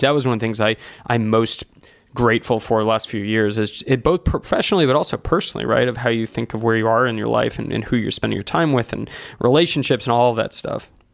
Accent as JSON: {"language": "English", "town": "Santa Barbara", "region": "California", "country": "United States", "tie": "born or raised there", "said": "when I was growing up in Santa Barbara"}